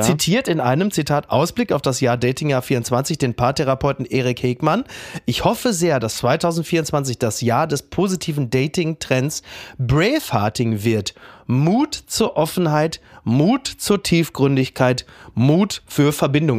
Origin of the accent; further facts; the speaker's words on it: Castrop-Rauxel, North Rhine-Westphalia, Germany; in Henrichenburg in meinem Heimatdorf